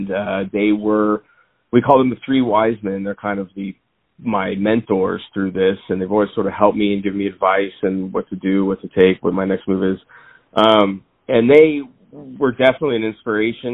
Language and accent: English; Claremont, California, United States; also born or lived in Covina; at 1 year old, I moved to Claremont, which is where I grew up and was raised. And I currently live there now